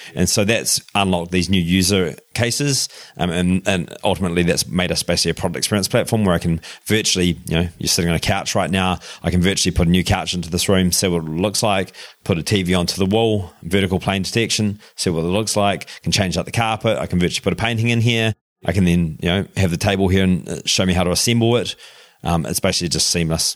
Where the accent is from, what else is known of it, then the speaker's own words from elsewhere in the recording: Darfield, Canterbury, New Zealand; accent: New Zealand twang; moved away; I grew up on the farm there in just outside of Christchurch, a little place called Darfield.